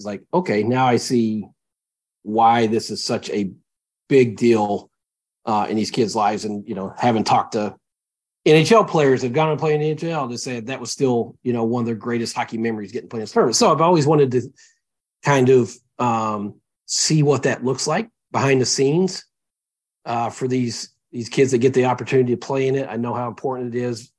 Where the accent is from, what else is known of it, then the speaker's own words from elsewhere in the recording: Tennessee, United States; moved away as an adult; now in Minnesota, United States; I grew up in Tennessee. We didn't have hockey